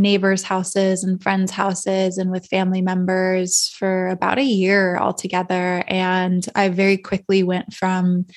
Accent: Calabasas, California, United States; now in Austin, United States; I grew up in Northern LA County and Agora, like Westlake, Calabasas area

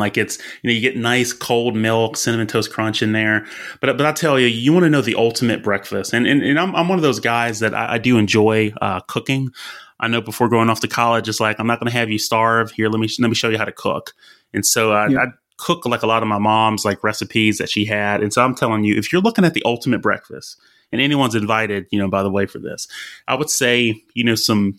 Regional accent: Alabama, United States; now in Texas, United States; Hey, I grew up in Alabama. I'm in Texas. Hey, that's just the kind of eating that we do down here.

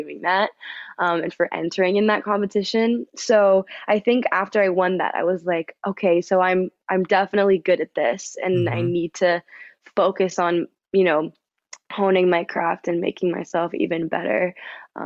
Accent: Vancouver, British Columbia, Canada; moved away as an adult; now in Toronto, Canada; born and raised in Vancouver

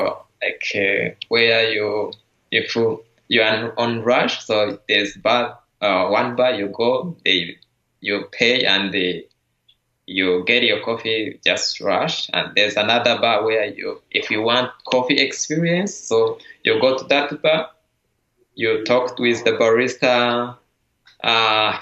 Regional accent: Rwanda; now in San Francisco Bay Area, United States; I'm from Rwanda, I'm the barista champion

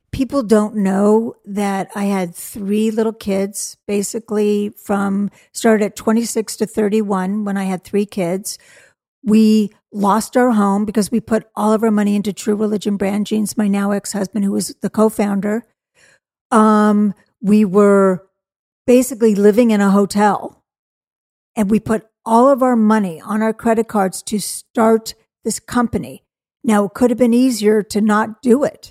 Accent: Malibu, California, United States; I grew up in Malibu, California

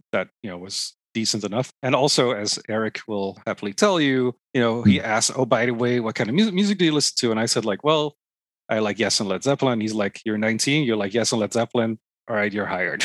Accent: Netherlands; now in Toronto, Canada; i'm originally from the netherlands

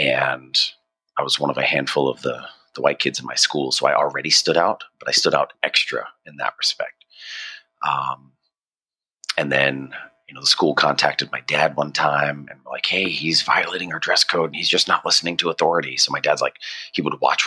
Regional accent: Norfolk, Virginia, United States; moved away as an adult; also born or lived in Richmond, Virginia; I'm actually from Virginia. I was born in Richmond, so a little bit away from where you're at now. And I moved to Norfolk right after 9/11

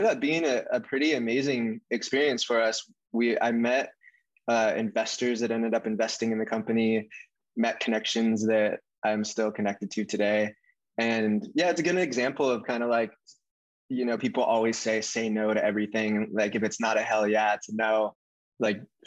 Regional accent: Santa Cruz, California, United States; also born or lived in San Diego; now in Venice, United States; I grew up in Santa Cruz, which is a town just south of San Francisco, a surf town

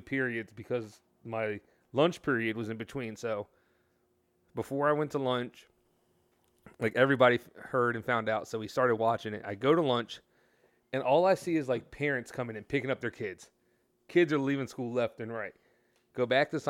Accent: United States; I love being an American

